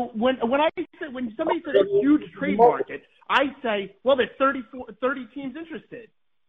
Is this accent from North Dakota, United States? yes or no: no; New York City, New York, United States; from New York City.